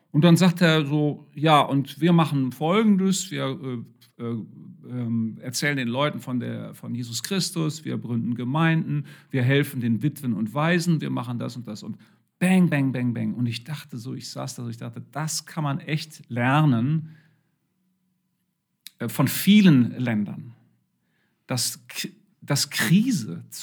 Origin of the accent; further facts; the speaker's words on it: Germany; wir neigen als Deutsche sicher sehr dazu, überhaupt das ist ein westliches Denken